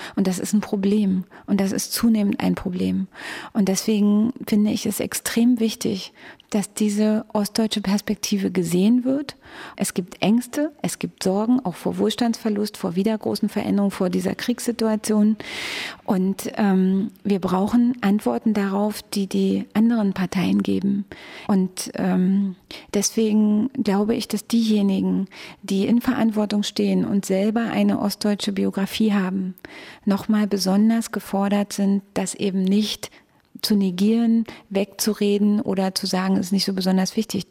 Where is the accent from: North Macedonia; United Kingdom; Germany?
Germany; Frankfurt, Brandenburg; Ich bin in Frankfurt an der Oder geboren, bin dort in, in einem kleinen Ort aufgewachsen